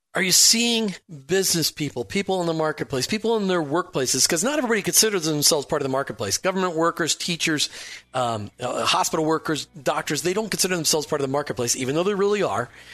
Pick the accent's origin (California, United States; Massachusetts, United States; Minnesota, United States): Minnesota, United States; I grew up in Minnesota where you just don't really talk about your faith.